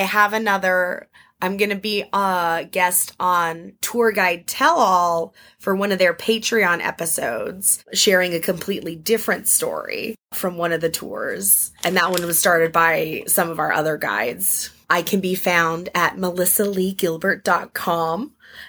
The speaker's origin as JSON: {"language": "English", "region": "Arizona", "country": "United States", "tie": "born or raised there", "moved": "yes", "lives_now": "Washington, D.C., United States", "said": "I grew up in Arizona and we have, like, a little ghost town down the road"}